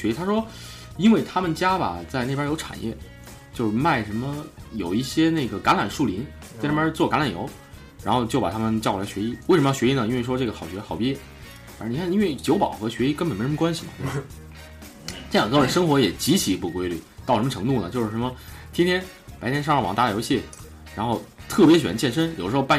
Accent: China; 然后我们中国人呢也念，他 他们好像就是说希望我们可能加入基督教吧

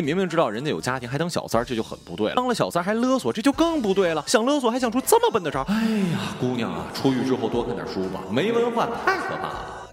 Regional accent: Northeast China, China; 这种装束啊，在我们大东北也是非常非常常见的

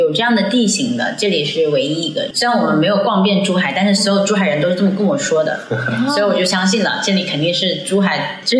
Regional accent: Macau; 我是澳门人嘛，所以还是有原因。

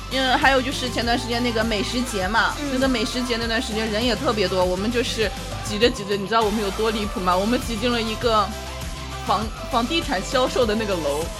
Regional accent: Sichuan, China; 我家乡不是，不是四川的嘛

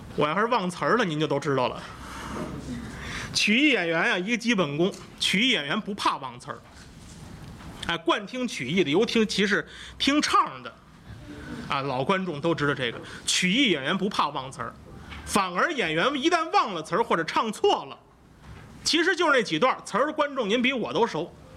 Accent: northern China, China; accent: northern accent; 咱们这个北方口音呢

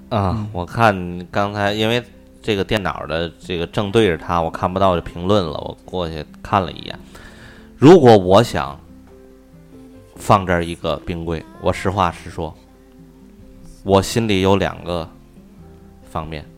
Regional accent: Tianjin, China; 我们天津人

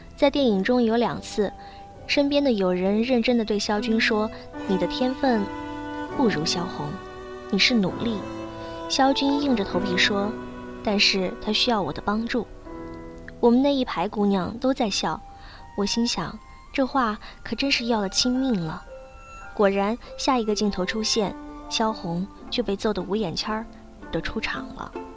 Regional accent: Northeast China, China; 我是东北人

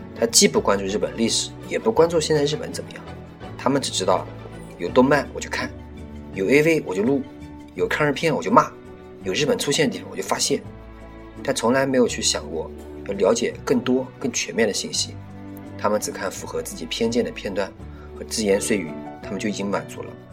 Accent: China; 身为中国人

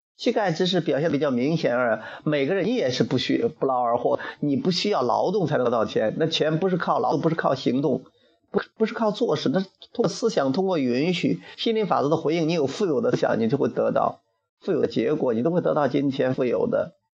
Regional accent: Henan, China; 据说我们河南人有一帮人在深圳很会，

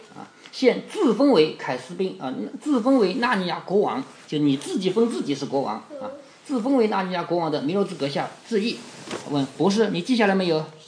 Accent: Changzhou, Jiangsu, China; 我们常州人的祖先

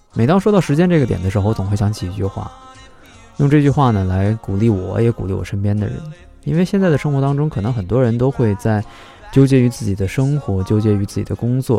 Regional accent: China; 如果从我们中国人的角度来说的话

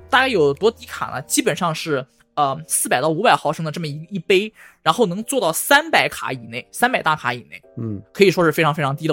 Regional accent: China; moved away as an adult; now in California, United States; 我作为一个中国人

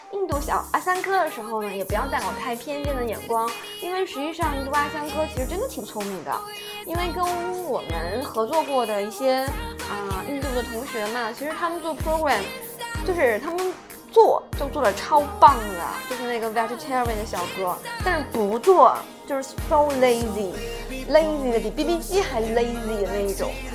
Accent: China; 我们中国人

